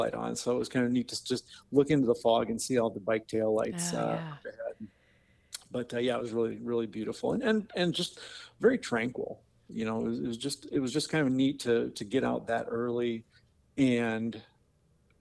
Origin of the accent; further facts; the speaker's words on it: Marion, Iowa, United States; I'm from Marion, Iowa. So, you know, I'm kind of a local